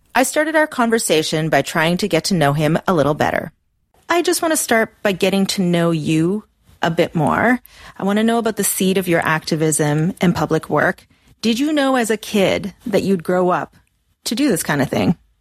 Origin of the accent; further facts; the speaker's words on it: Canada; I was raised in the Canadian educational system